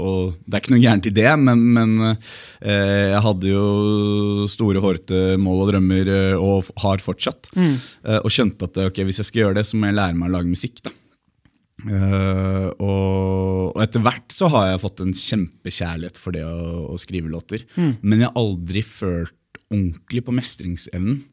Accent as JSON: {"language": "Norwegian", "country": "Norway", "also_born_or_lived": "New York", "said": "vi ble jo Eh, på en måte importert fra utlandet, men som nordmenn"}